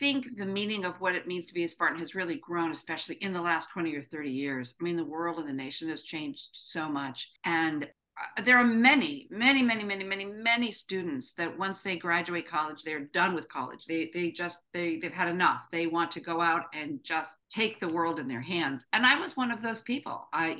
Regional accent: Michigan, United States; moved away; I moved from Michigan, more than 40 years ago, but I have come back every year.

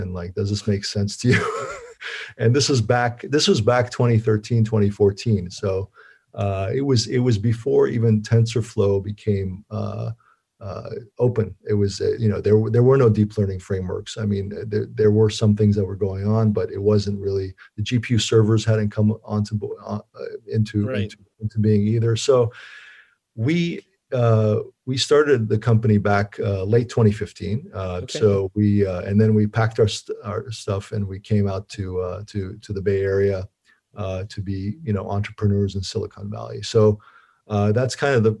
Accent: Turkey; moved away; I'm from Turkey originally and went back to my home country

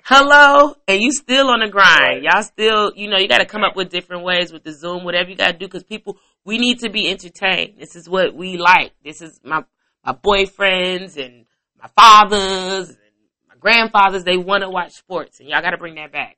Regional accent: Chicago, Illinois, United States; I'm from Chicago

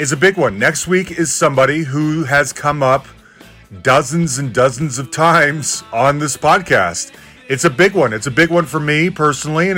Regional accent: Salt Lake City, Utah, United States; moved away; I'm originally from Salt Lake City.

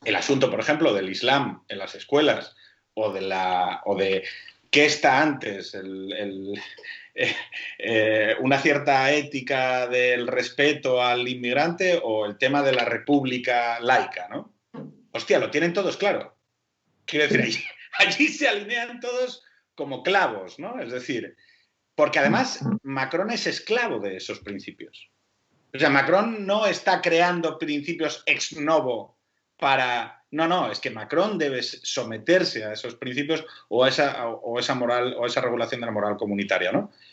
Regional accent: Spain

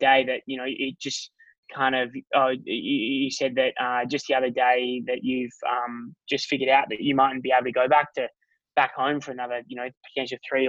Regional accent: Noongar Boodja, Western Australia, Australia; I'm from Noongar Budja.

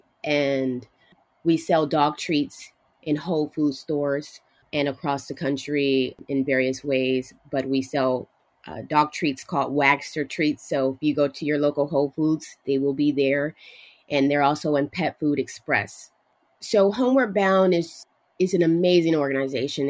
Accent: Los Angeles, California, United States; We grew up in Los Angeles

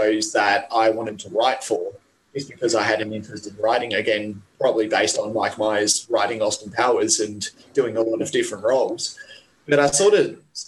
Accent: Perth, Western Australia, Australia; moved away as an adult; now in Sydney, Australia; I moved from Perth to Sydney

